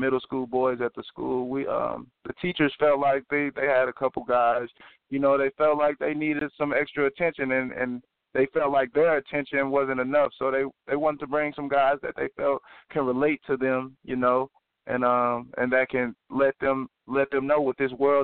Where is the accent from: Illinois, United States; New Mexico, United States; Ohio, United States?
Illinois, United States; East St. Louis; also born or lived in Kansas; I was born and raised in East St. Louis. East St. Louis is my home